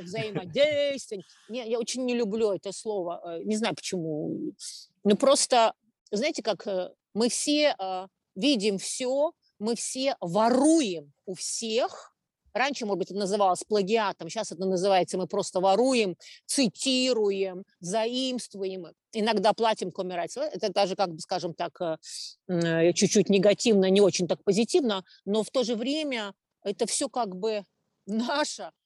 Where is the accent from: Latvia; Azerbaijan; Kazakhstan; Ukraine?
Latvia; Riga; я родилась в Риге